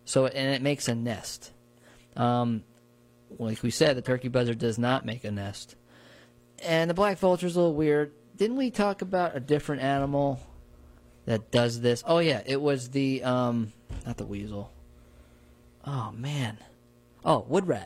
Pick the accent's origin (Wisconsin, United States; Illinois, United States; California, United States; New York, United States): New York, United States; New Paltz; Growing up in New Paltz